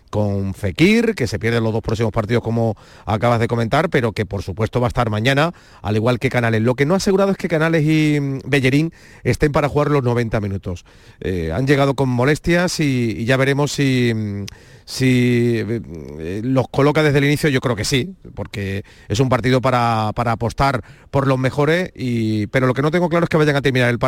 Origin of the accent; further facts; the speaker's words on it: Alanís, Andalusia, Spain; De la Sierra Norte Sevilla, de Alaní.